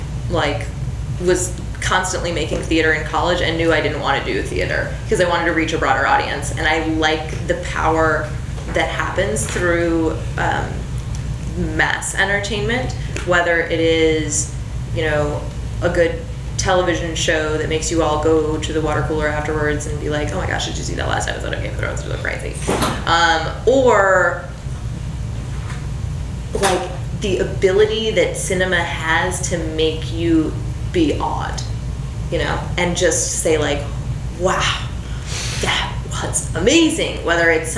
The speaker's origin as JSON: {"language": "English", "town": "Nashville", "region": "Tennessee", "country": "United States", "moved": "as an adult", "lives_now": "Los Angeles, United States", "said": "I am from Nashville."}